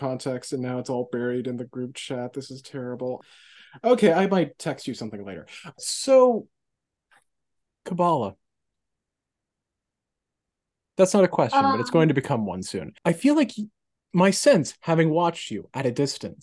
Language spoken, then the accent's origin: English; New England, United States; I'm also from New England